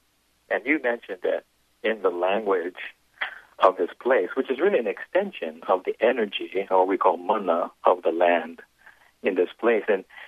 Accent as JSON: {"language": "English", "region": "Hawaii", "country": "United States", "said": "those that identify ourselves as Hawaiian, Kamaka Maoli"}